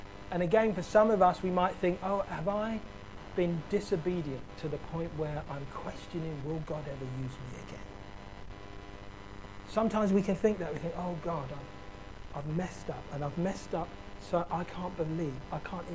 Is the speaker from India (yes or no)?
no; London, United Kingdom; I grew up in South London